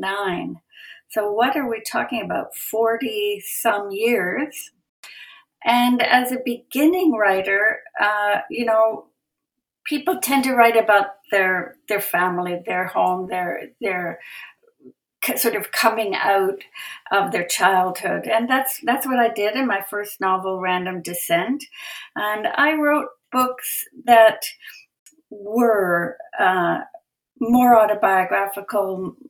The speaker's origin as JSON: {"language": "English", "town": "Edmonton", "region": "Alberta", "country": "Canada", "tie": "born or raised there", "also_born_or_lived": "Calgary", "said": "I was born in Edmonton"}